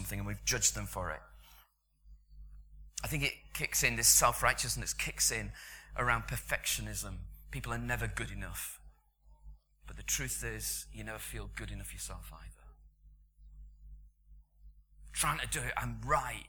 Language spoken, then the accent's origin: English; United Kingdom; because we're British